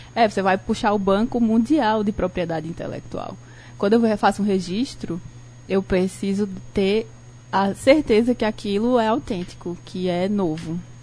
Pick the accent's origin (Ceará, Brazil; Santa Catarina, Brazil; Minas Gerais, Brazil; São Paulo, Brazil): Ceará, Brazil; Barbalha; tenho 31 anos, sou natural de Barbalha